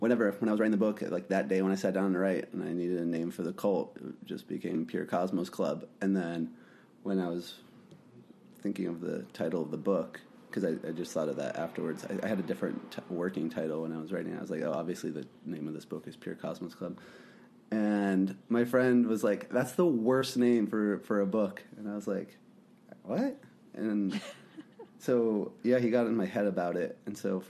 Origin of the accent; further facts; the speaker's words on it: New Mexico, United States; now in Brooklyn, United States; I'm in my apartment in Brooklyn right now. I'm from New Mexico